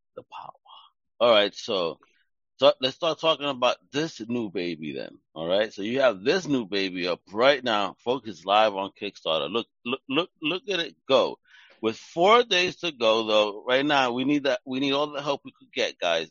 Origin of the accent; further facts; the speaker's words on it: New York, United States; I'm from Greenpoint. I'm right here right now in Greenpoint, Brooklyn.